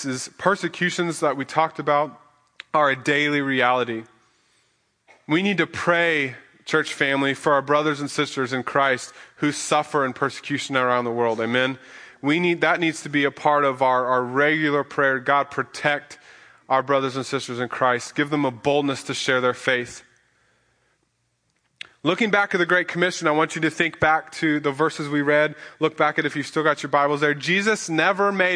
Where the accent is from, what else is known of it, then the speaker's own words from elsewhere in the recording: Midwest, United States; moved away; We come from the Midwest, and if you hear an alarm, that means, or a siren, that means go run to the basement because there's a tornado